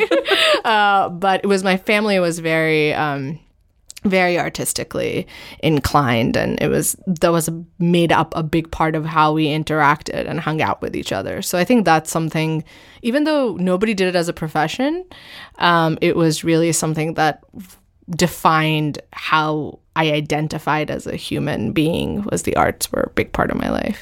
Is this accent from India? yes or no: yes; New Delhi, Delhi, India; also born or lived in Northern Virginia, United States; now in New York, United States; I grew up, I was born and I grew up in New Delhi